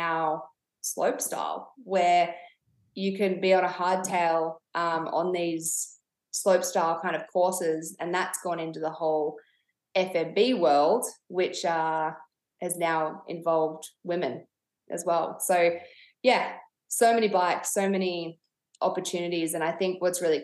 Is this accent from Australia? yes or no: yes; Canberra, Australian Capital Territory, Australia; also born or lived in Temecula, Southern California; grew up in Canberra, family home burnt down